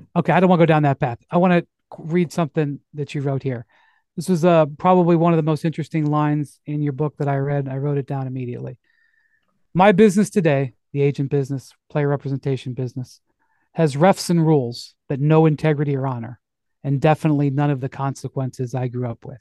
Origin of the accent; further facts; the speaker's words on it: Akron, Ohio, United States; I'm from Akron